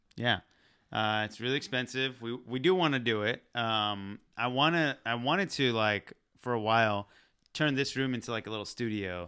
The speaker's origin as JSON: {"language": "English", "country": "Pakistan", "said": "I'm Pakistani"}